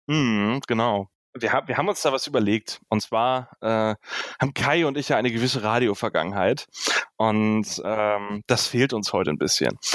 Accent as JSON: {"language": "German", "region": "Northern Germany", "country": "Germany", "said": "ich, ich komme aus dem Norden."}